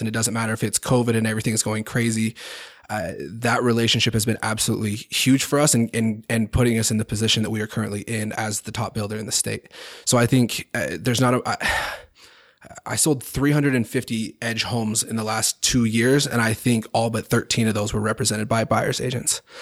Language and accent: English; Highland, Utah, United States; I grew up in Highland